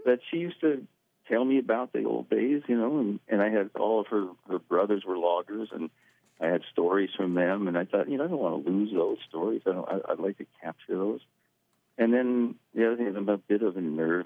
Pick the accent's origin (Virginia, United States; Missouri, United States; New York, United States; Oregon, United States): Oregon, United States; Clatsop County; moved away; growing up in Clatsop County